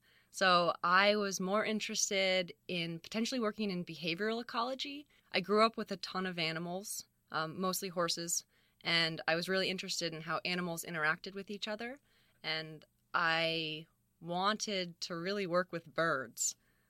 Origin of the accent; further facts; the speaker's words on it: Fairfax, California, United States; So I spent a lot of time on my own just sort of roaming the hills of Marin County. Yeah, I grew up sort of near Fairfax, which has a ton of open space, and out in Geronimo Valley, and it's beautiful.